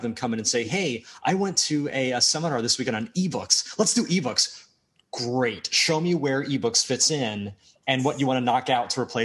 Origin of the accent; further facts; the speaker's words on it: United States; also born or lived in Media, Pennsylvania; I'm American